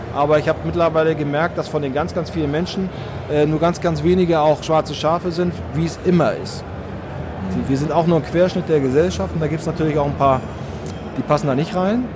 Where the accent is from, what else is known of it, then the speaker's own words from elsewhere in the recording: Northern Germany, Germany; ich komme aus Norddeutschland, das hört man vielleicht ab und zu